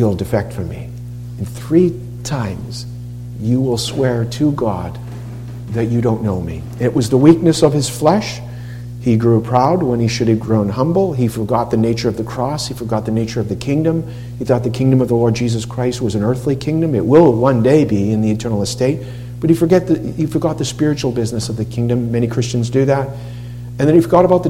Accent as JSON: {"language": "English", "region": "Massachusetts", "country": "United States", "tie": "born or raised there", "said": "When I grew up in Massachusetts"}